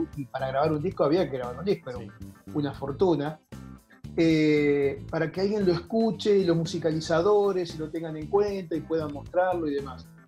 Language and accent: Spanish; Carreras, Santa Fe, Argentina; moved away as an adult; also born or lived in Rosario; now in Buenos Aires, Argentina; yo nací en Rosario, por eso es que digo, documento dice nacido Rosario